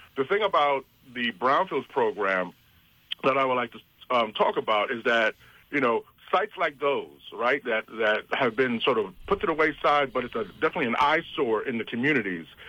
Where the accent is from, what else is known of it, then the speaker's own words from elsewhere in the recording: New York City, New York, United States; now in New Jersey, United States; I was raised in Brooklyn, New York